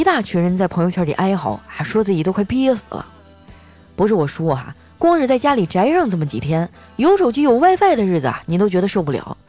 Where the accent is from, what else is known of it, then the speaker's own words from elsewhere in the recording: Northeast China, China; 不瞒你们说啊，我们东北人呢，除了蘸酱菜啊，啥基本上都不生吃。